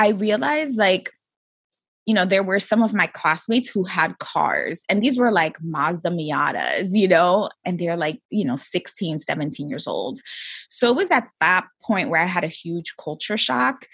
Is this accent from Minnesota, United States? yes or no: no; New York City, New York, United States; I was born and raised in New York City